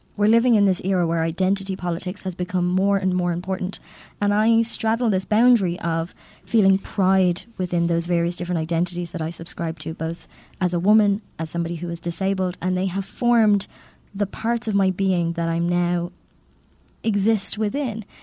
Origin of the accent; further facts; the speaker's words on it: Ireland; I'm Irish